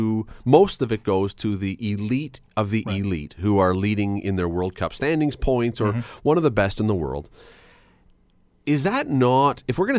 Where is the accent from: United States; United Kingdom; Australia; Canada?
Canada; as Canadians